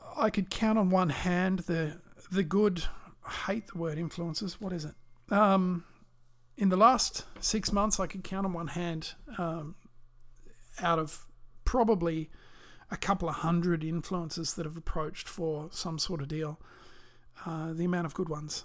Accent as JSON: {"language": "English", "country": "Australia", "said": "I'm Australian"}